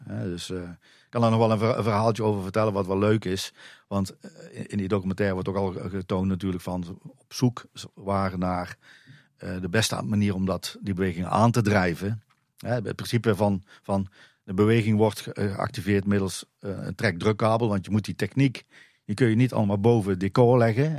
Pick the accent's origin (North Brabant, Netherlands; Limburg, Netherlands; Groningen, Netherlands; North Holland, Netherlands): North Brabant, Netherlands; Drunen; now in Dronten, Netherlands; kom zelf uit Drunen, dus ik kom uit Brabant